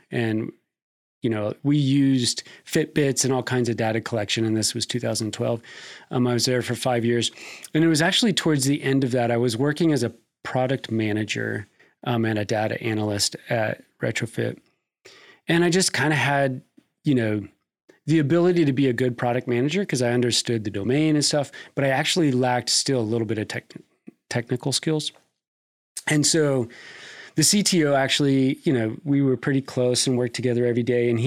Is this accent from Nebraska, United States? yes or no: yes; Nebraska, United States; now in Kentucky, United States; I came to Kentucky from Nebraska um, to pursue a career in uh, strength and conditioning.